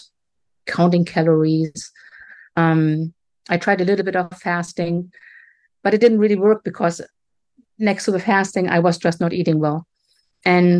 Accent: Germany; moved away as an adult; also born or lived in Atlantic Canada; now in Canada; I grew up in Germany, but right now I'm on the east coast of Canada

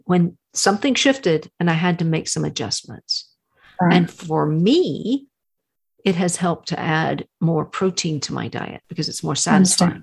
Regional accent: Texas, United States; I'm from Texas. My grandparents had a ranch

